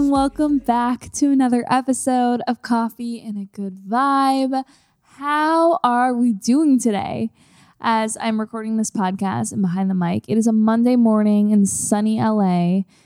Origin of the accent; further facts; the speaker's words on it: Canada; moved away as an adult; now in Los Angeles, United States; I'm a Canadian.